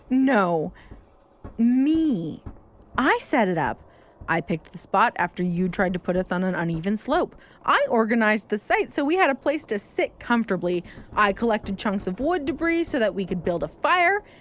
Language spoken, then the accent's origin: English; Gatineau, Quebec, Canada; Montreal is where you got your information from. I'm from Gatineau.